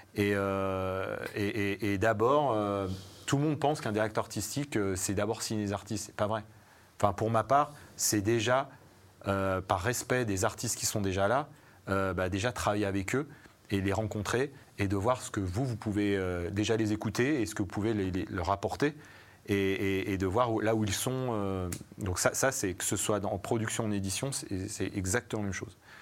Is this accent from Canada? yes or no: no; Savoie, Auvergne-Rhône-Alpes, France; je viens pas du tout de, de Paris, je viens de, je viens de Savoie